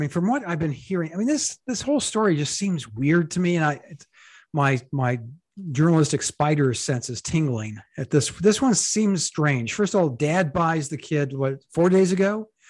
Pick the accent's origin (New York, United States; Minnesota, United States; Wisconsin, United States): Wisconsin, United States; Madison; I went to junior high and high school in Madison, Wisconsin.